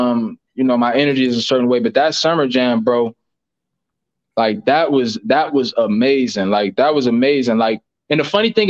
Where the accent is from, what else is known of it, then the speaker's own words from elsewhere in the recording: Bedford, United States; growing up in Bedford